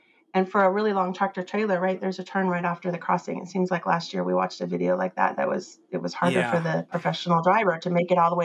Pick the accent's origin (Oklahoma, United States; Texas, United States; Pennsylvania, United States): Texas, United States; I'm from Texas